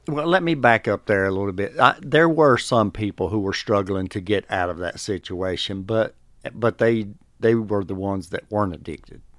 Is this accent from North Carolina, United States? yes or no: yes; North Carolina, United States; moved away as an adult; now in Georgia, United States; I'm from North Carolina